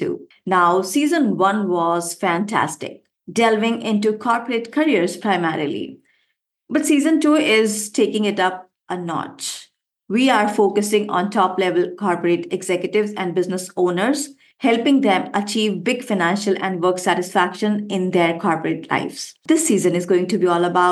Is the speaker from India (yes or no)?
yes; India; I love to call myself an Indian woman with wings. Why? Because first, I come from India